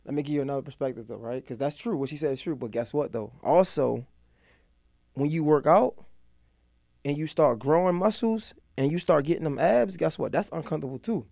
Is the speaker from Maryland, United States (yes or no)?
yes; Baltimore, Maryland, United States; I'm from Baltimore, like, real live crack house